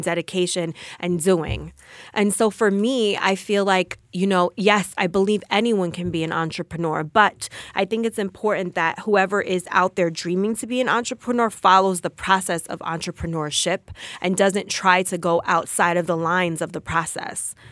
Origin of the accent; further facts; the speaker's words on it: Passaic, New Jersey, United States; I am from Passaic, New Jersey